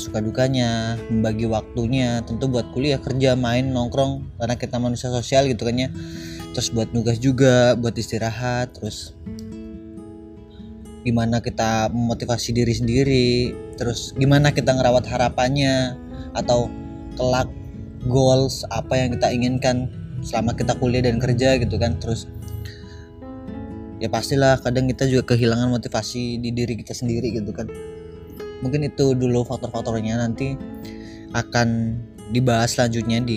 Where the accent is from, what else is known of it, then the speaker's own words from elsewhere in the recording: Cilacap, Central Java, Indonesia; aku asli dan lahir di Cilacap umur sekarang 22 tahunan